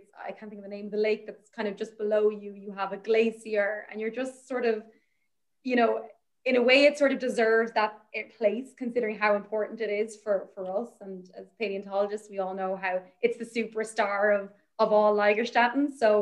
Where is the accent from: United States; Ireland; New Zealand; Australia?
Ireland; I'm Irish, I'm from Ireland.